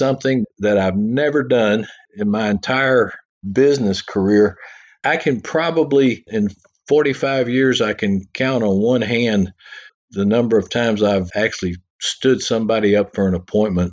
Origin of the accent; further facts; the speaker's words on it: Texas, United States; those of us from Texas